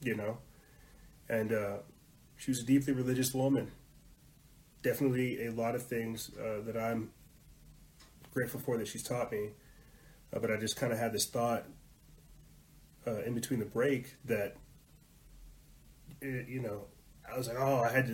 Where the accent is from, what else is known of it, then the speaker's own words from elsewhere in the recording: South Carolina, United States; I was brought up in South Carolina, being raised Southern Baptist